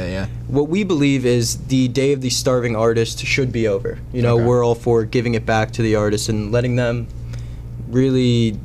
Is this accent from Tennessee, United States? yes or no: no; Tampa, Florida, United States; And I came up from Tampa, Florida, actually.